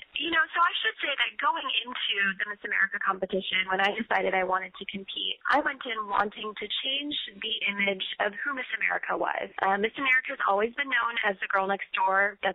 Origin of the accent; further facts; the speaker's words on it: Syracuse, New York, United States; born there; also born or lived in India; I was born in Syracuse, New York, but when I was 6 months old, my grandparents actually raised me in India for 2 years.